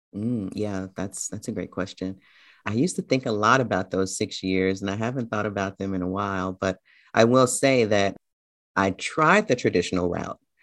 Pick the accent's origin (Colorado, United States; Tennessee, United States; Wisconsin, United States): Tennessee, United States; Memphis; moved away as an adult; also born or lived in Tucson, Arizona / New York City; I spent the first several years, um, in a neighborhood in Memphis called Orange Mound